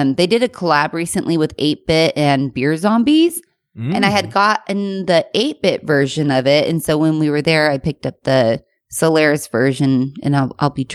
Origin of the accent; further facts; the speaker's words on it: Temecula, California, United States; I'm from Temecula